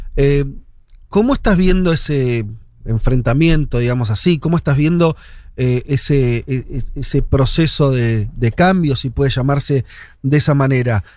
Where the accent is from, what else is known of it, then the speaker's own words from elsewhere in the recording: Argentina; nosotros somos argentinos